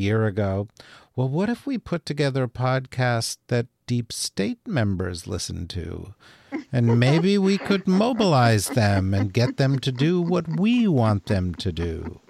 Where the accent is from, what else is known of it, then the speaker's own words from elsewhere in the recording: Urbana, Illinois, United States; born there; I was born in Urbana, Illinois. Okay?